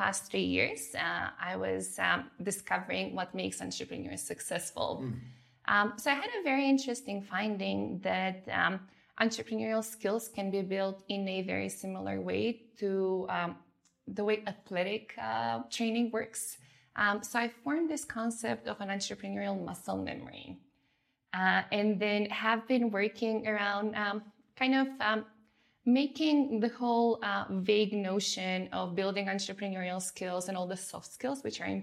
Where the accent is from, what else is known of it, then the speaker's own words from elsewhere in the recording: North Macedonia; moved away; also born or lived in Germany; I grew up in Macedonia